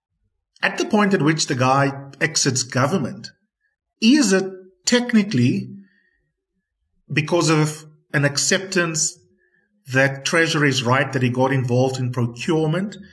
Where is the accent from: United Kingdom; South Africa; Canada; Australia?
South Africa